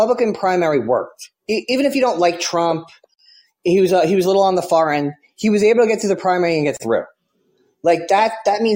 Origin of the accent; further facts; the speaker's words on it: New York, United States; I'm from New York too